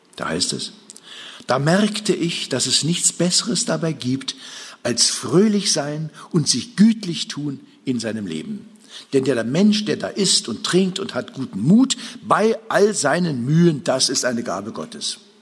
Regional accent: Altmark, Saxony-Anhalt, Germany; in meiner Heimat, in der Altmark

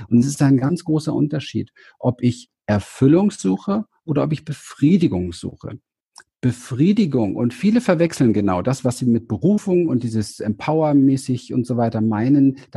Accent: Berlin, Germany; Also ich komme nicht aus besonders reichen Verhältnissen. Ich bin in Berlin auf dem Hinterhof aufgewachsen und habe in den Mülltonnen gespielt.

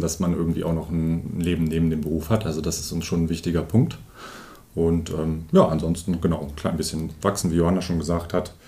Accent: Lonau, Lower Saxony, Germany; now in Osterode am Harz, Germany; als gebürtiger Lohnau, ist tatsächlich Lohnau

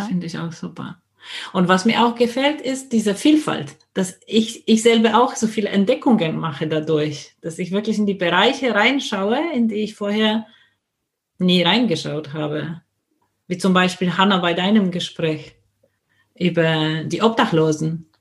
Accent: Poland; German is a second language; now in Nuremberg, Germany; wie man das an meinem Akzent hört, stamme ich aus Polen, lebe seit 30 Jahren, aber in Deutschland und die ganze Zeit schon in Nürnberg

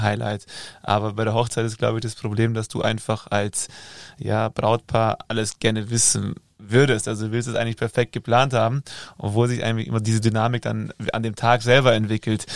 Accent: Germany; hier bei uns in Deutschland

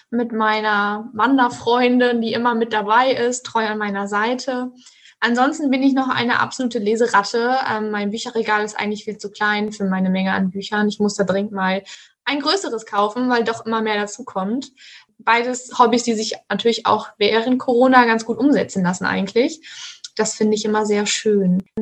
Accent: Münster, North Rhine-Westphalia, Germany; Ich komme tatsächlich aus Münster und finde es einfach so toll hier, dass ich direkt mal geblieben bin

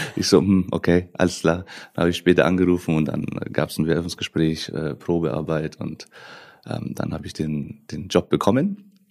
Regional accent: Nuremberg, Bavaria, Germany; ich bin in Nürnberg äh, groß geworden, geboren

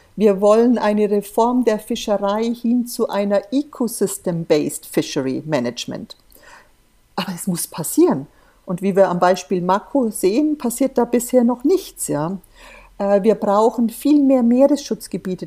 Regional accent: Germany; wir als Deutsche

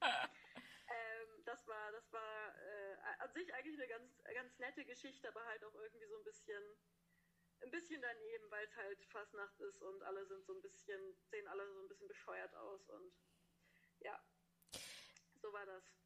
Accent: Hesse, Germany; moved away as an adult; now in Konstanz, Germany; in Hessen sagen wir Karneval, wo ich herkomme

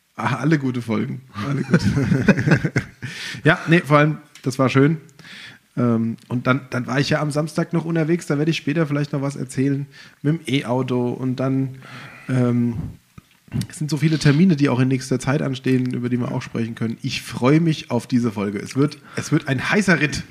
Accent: Rodgau, Hesse, Germany; als Jugendlicher in Rottgau

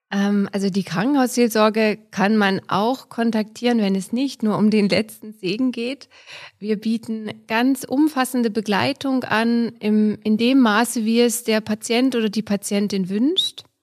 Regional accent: Germany; moved away as an adult; now in Austria; Es gibt in Österreich nicht viele, ähm, aber ich komme ja aus Deutschland und habe dort die Ausbildung und das Studium absolviert und freue mich, dass ich hier tätig sein kann.

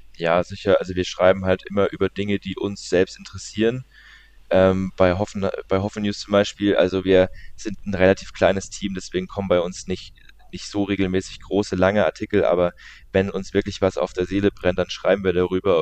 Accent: Leimen, Baden-Württemberg, Germany; born or raised there; also born or lived in Walldorf

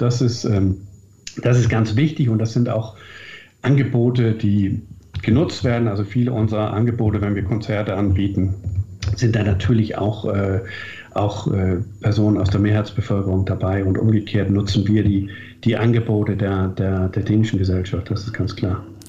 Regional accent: North Schleswig, Southern Denmark, Denmark; unsere Identität als Deutsche Nordschleswiger

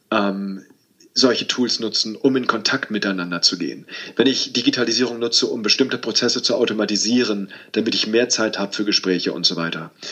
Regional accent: Berlin, Germany; ich bin ähm, in Berlin aufgewachsen, in Spandau, im Westteil von Berlin. Äh, wir haben 500 Meter von der Mauer gewohnt ähm, meine Familie war geteilt.

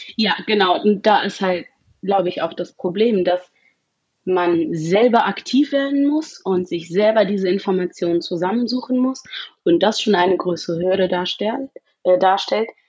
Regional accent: Germany; weil ich mein ganzes Leben in Deutschland gelebt habe, ähm, weil ich hier aufgewachsen bin

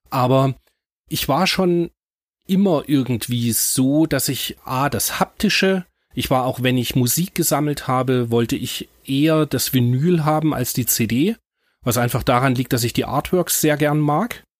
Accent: East Germany, Germany; moved away; also born or lived in Munich; ich bin ja ein Kind des Ostens

